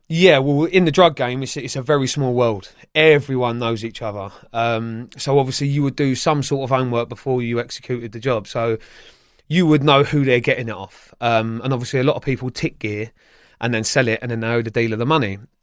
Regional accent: Feltham, London, United Kingdom; also born or lived in Sunbury-on-Thames; I grew up in Feltham, Sunbury upon Thames area

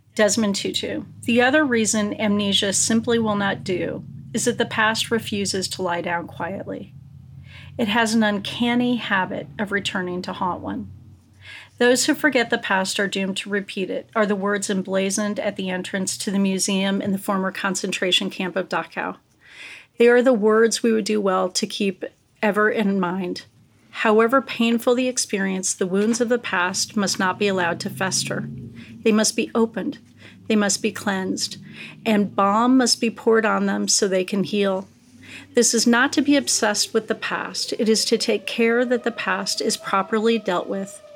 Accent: United States; I'm an American

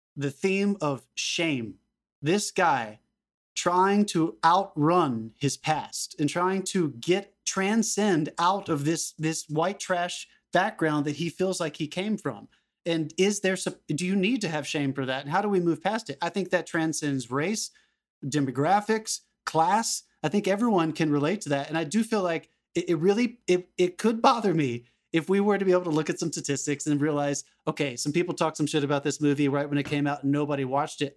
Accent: the South, United States; I'm from a smaller town in the South

